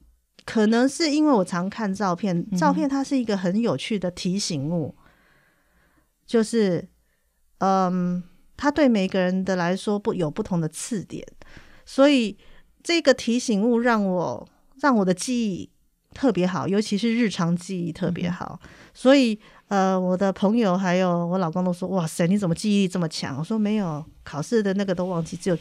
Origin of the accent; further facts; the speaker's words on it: Taipei, Taiwan; 因为我是台北人